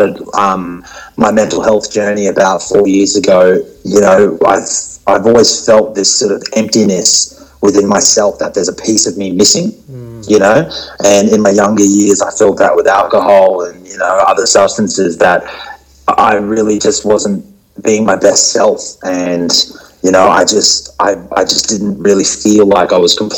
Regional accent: Brisbane, Queensland, Australia; I was born in Brisbane, and I was raised in a very Western sort of culture.

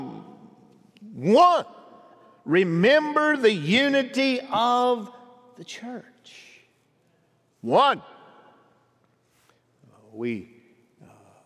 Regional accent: Pisgah, United States; moved away; my hometown, Pisgah. Was there for my 50th high school reunion

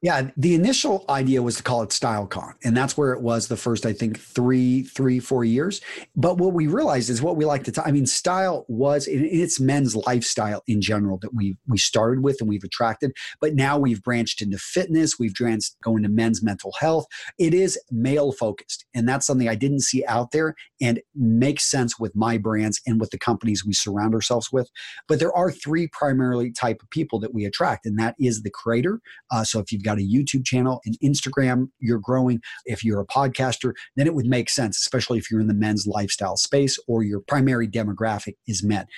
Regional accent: Wisconsin, United States; we're both from Wisconsin

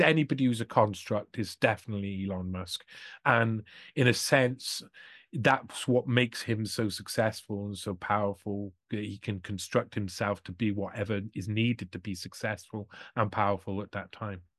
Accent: Wales, United Kingdom; I'm from Wales as well

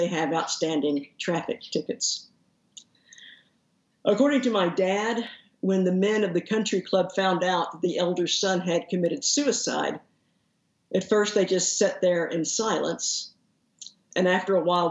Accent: Haltom City, Texas, United States; I grew up in Haltom City, which is the suburb that's right to the northeast of Fort Worth

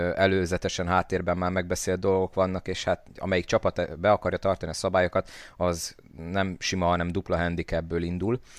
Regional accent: Szolnok, Jász-Nagykun-Szolnok, Hungary; én mint szolnoki

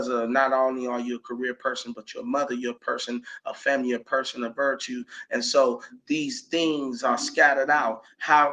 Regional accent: Elizabeth City, North Carolina, United States; moved away as an adult; I left Elizabeth, North Carolina around the same time last year

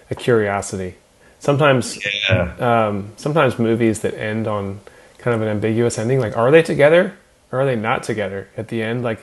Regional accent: California, United States; We, we grew up in Napa Valley, so we have a uh, love for the vineyard settings.

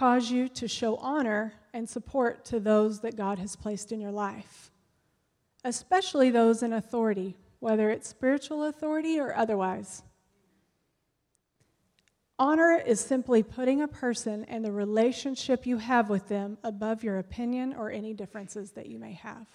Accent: United States; we as Americans

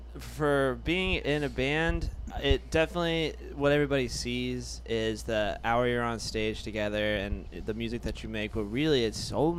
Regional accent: Kentucky, United States; I'm just from Kentucky. It's where we talk.

